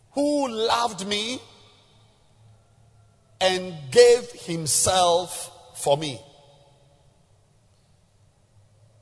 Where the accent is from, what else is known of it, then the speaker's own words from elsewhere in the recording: Zambia; moved away; I came from Zambia